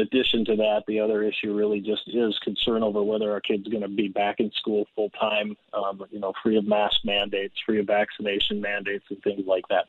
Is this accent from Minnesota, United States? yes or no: yes; Andover, Minnesota, United States; I was born and raised in Andover